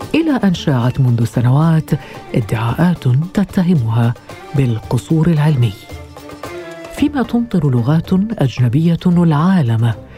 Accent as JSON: {"language": "Arabic", "country": "Algeria", "said": "وانا من الجزائر"}